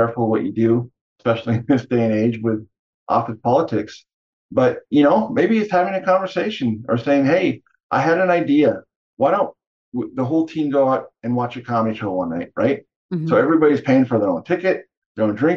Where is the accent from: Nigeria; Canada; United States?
Canada; I grew up in Canada